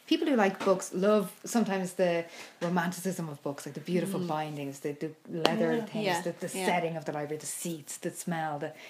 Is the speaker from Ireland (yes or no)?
yes; Ireland; As I'm Irish